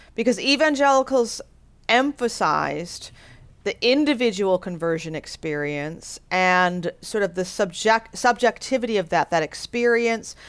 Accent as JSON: {"language": "English", "country": "United States", "said": "I'm an American"}